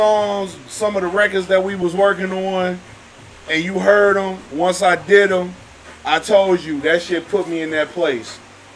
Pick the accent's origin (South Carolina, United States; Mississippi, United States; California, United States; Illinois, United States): Illinois, United States; Chicago; also born or lived in Detroit; I'm born and raised in Chicago. 79th to King. Don't get it twisted. Uh-huh. I moved to Detroit. No folk. I moved back in 2016. Back to the hood.